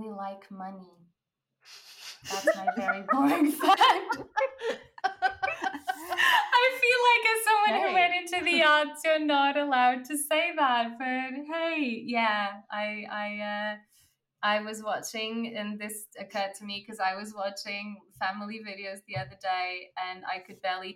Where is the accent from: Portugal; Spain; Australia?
Portugal; moved away; I was born in Portugal